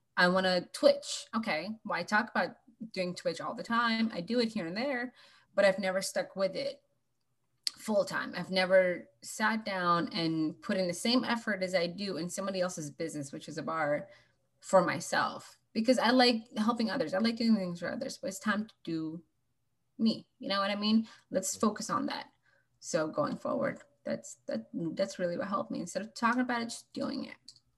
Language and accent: English; Washington, United States; I'm from Washington State. That's why I picked 360.